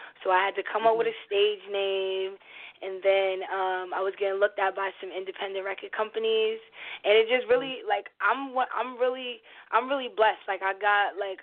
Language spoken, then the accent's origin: English; Long Island, New York, United States; I'm 25. I'm brown skinned, and I'm from Long Island.